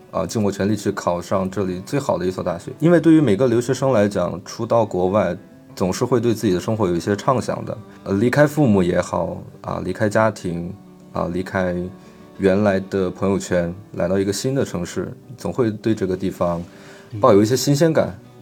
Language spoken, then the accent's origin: Chinese; Chongqing, China; moved away as an adult; now in Saint Petersburg, Russia; 我是个重庆人